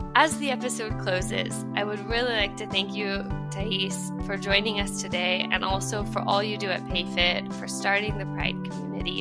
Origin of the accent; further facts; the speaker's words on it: United States; now in France; I'm American, but I'm also French now. I've been living in France for a while